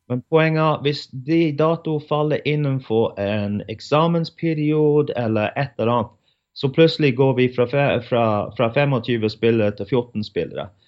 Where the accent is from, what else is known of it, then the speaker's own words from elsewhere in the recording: England, United Kingdom; now in Norway; hjemme i England